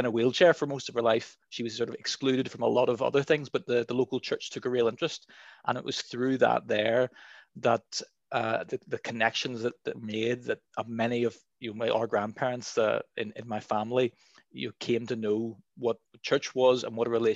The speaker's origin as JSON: {"language": "English", "town": "Dundonald", "region": "Northern Ireland", "country": "United Kingdom", "tie": "born or raised there", "said": "I was born in Dundonald"}